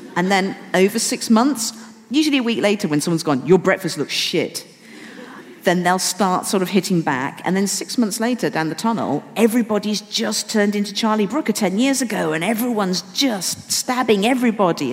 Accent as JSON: {"language": "English", "town": "Wolverhampton", "region": "West Midlands", "country": "United Kingdom", "tie": "born or raised there", "moved": "yes", "said": "I'm still living in Wolverhampton with my parents."}